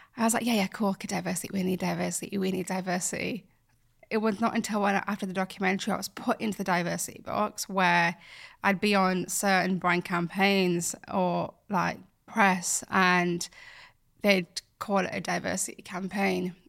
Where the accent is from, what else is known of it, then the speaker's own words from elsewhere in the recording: Bradford, Yorkshire and the Humber, United Kingdom; moved away; from Bradford, and I grew up there, born there, raised there